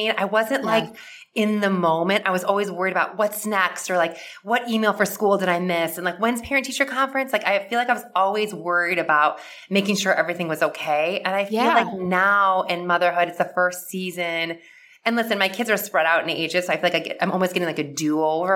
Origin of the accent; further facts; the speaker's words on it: Midwest, United States; I grew up in the Midwest and with like a typical like Midwest family